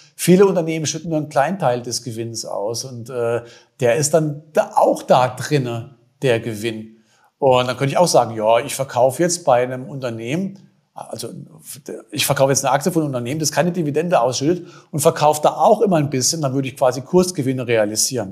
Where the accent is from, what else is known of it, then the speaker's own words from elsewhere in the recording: Germany; bei uns in Deutschland